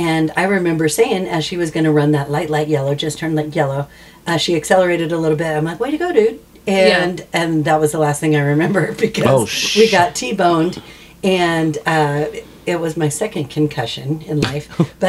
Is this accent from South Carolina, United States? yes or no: no; Las Vegas, Nevada, United States; Than I'm from Vegas.